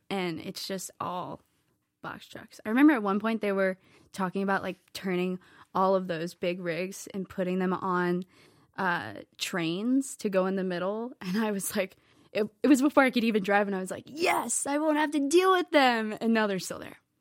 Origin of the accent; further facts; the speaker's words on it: Lexington, Virginia, United States; moved away as an adult; now in Nashville, United States; I grew up in Virginia.